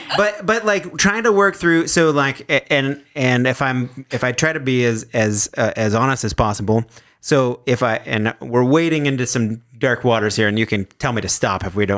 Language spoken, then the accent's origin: English; Fergus, Ontario, Canada; I am from Fergus.